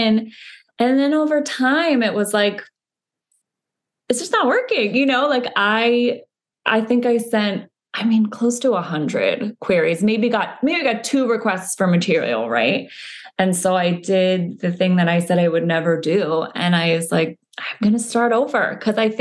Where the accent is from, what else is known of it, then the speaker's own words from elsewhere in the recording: Connecticut, United States; I grew up in Connecticut